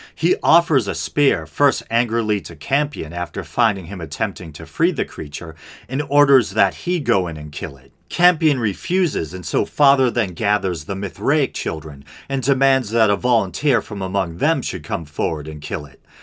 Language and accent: English; Boston, Massachusetts, United States; accent: Boston; we're both from the Boston area